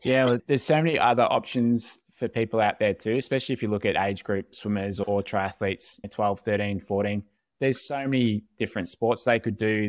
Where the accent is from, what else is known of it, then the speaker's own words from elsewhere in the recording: Australia; As an Aussie